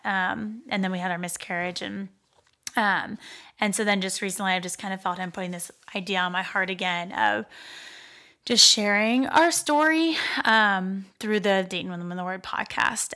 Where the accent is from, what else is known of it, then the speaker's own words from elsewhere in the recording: Pittsburgh, Pennsylvania, United States; moved away as an adult; now in Dayton, United States; I grew up in Pittsburgh and came here to go, um, to school at the University of Dayton